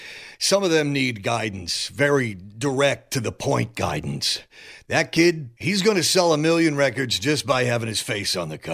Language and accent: English; Cincinnati, Ohio, United States; Well, I was like any other young person growing up in Cincinnati in the early 60s, enjoying the rock and the roll.